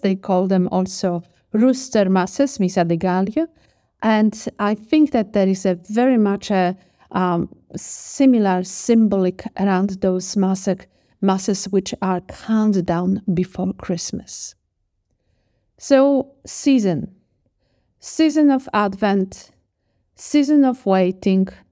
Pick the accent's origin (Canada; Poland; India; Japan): Poland; moved away; also born or lived in Australia; I grew up in Poland, and we have a Polish tradition